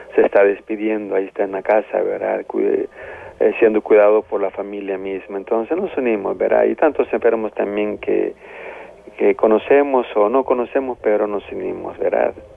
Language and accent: Spanish; El Salvador; como salvadoreños